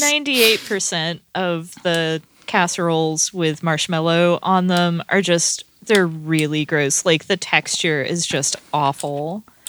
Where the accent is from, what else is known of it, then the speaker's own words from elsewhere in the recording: the American South, United States; I was born and raised there